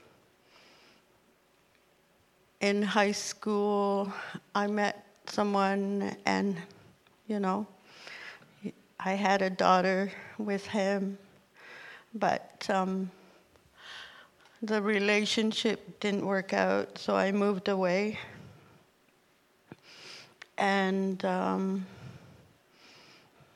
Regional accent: Nunavut, Canada; also born or lived in Ottawa; now in Thunder Bay, Canada; I was born and raised in Nunavut

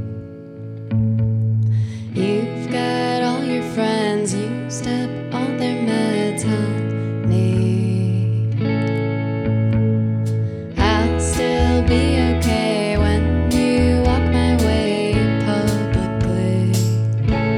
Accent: St. Joseph, Michigan, United States; also born or lived in Detroit, Michigan; I grew up in southwest Michigan on the lake in a town called St. Joseph.

